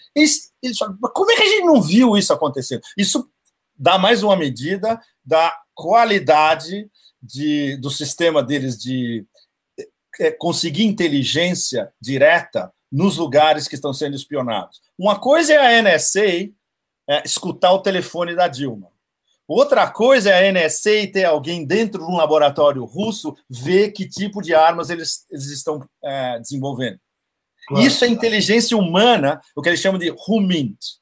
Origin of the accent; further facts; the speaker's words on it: São Paulo, Brazil; moved away; eu sou paulistano